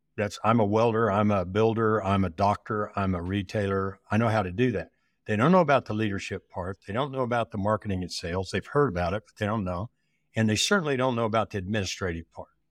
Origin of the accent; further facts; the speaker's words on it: Oklahoma, United States; also born or lived in Nebraska; I'm from Oklahoma with school in Nebraska